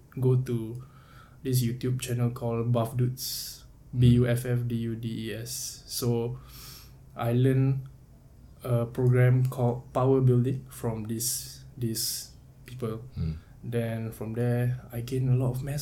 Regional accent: Singapore; We are all Singaporean

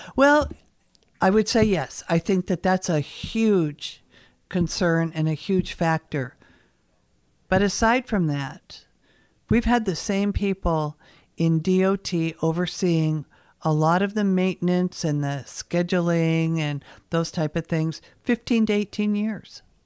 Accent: Seattle, Washington, United States; moved away as an adult; now in Kodiak, United States; I was born in Seattle

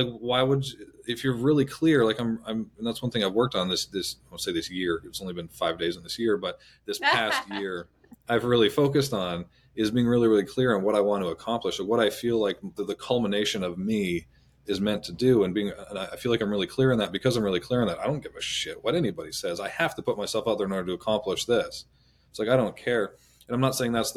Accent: Canada; I'm Canadian

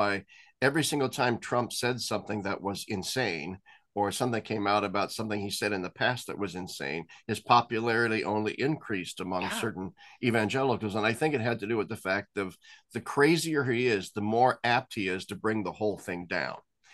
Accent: United States; as an American

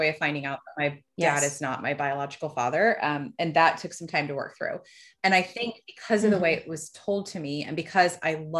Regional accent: Fort Myers, Florida, United States; born there; I was born in Fort Myers, Florida.

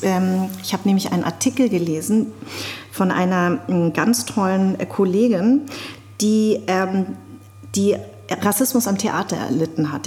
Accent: Darmstadt, Hesse, Germany; born or raised there

